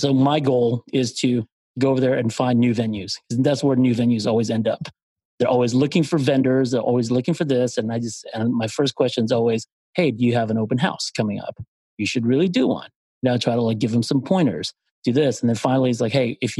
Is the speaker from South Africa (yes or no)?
no; Philippines; moved away; I'm from the Philippines